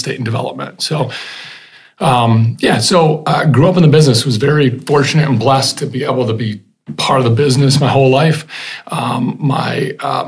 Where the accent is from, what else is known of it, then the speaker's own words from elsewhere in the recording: Grand Rapids, Michigan, United States; Born Butterworth Hospital, Grand Rapids. Grew up on the west side.